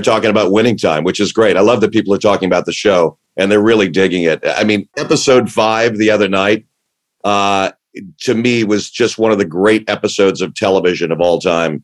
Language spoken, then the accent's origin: English; Santa Monica, California, United States; also born or lived in New York; I'm a townie. I'm an LA guy. I grew up in Santa Monica